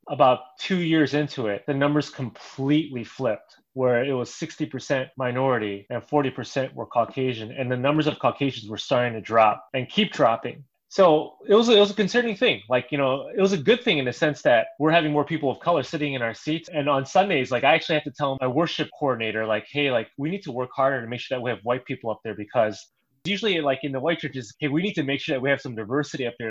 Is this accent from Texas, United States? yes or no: no; Chicago, Illinois, United States; I am still the only guy who is a lifelong Chicagoan